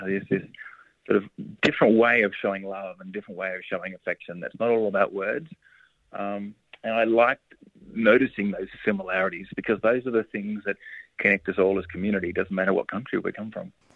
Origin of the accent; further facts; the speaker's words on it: Cobram, Victoria, Australia; Cobram up on the Murray River, which is in my hometown region